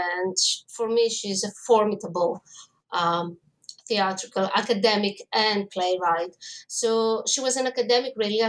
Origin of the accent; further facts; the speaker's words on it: Greece; I mean, I grew up in Greece and theater was everywhere.